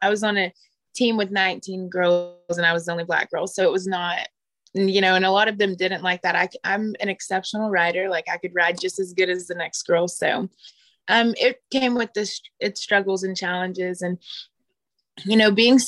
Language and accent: English; Fort Smith, Arkansas, United States; I grew up in Fort Smith, Arkansas. I'm born and raised there.